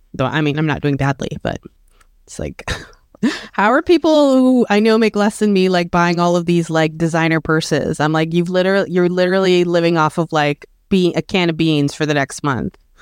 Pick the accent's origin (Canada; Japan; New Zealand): Canada; born or raised there